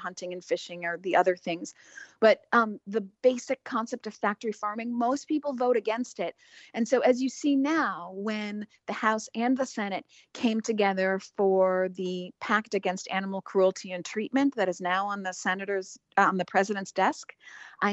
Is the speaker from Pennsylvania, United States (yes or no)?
no; Chicago, Illinois, United States; I'm from Chicago originally